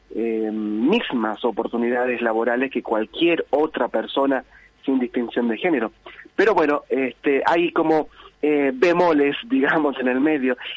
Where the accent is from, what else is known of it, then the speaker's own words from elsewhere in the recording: Tartagal, Salta, Argentina; now in Villa Carlos Paz, Argentina; en mi pueblo, en mi ciudad natal, allí en, Tartagal, en Salta